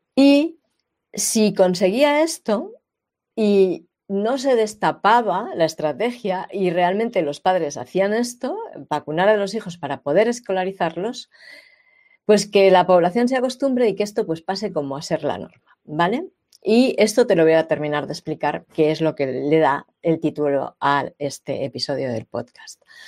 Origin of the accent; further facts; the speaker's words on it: Catalonia, Spain; yo nací y he vivido en Cataluña casi todos los años de mi vida.